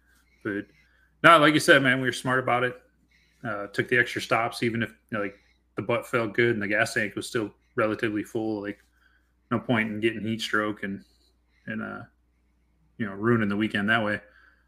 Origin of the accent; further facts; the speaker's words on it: Washington, United States; we're both from the Pacific Northwest. We ride out here, you know, out of Western Washington